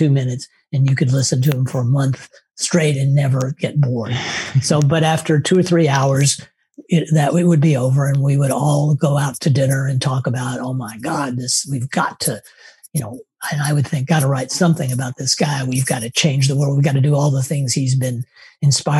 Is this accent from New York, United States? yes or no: no; Tennessee, United States; moved away; I grew up in Tennessee and I lived in a suburb that was right next to woods and farmland